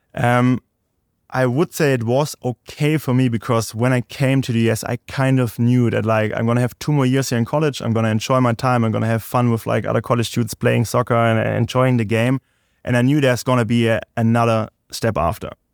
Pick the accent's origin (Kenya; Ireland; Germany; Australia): Germany; Stuttgart, Baden-Württemberg; English is a second language; moved away as an adult; also born or lived in Hickory, North Carolina; now in United States; I'm from Stuttgart, uh, Germany, so it's like, uh, more like dialect accent thing.